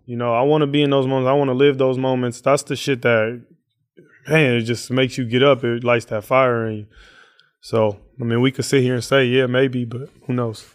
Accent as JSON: {"language": "English", "town": "Oakland", "region": "California", "country": "United States", "tie": "born or raised there", "said": "growing up in East Oakland"}